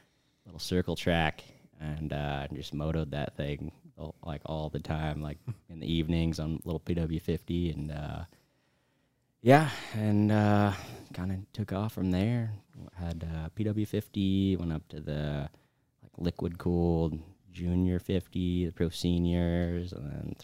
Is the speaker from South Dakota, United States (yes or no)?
yes; Rapid City, South Dakota, United States; From Rapid City, South Dakota.